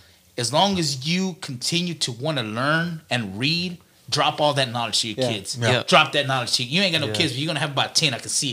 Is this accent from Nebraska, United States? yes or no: no; Galveston, Texas, United States; I was born in Galveston.